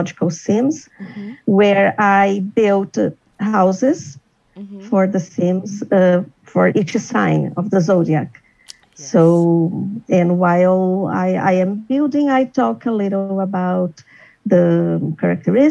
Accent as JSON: {"language": "English", "country": "Brazil", "also_born_or_lived": "São Paulo", "said": "I'm from Brazil. I live in São Paulo"}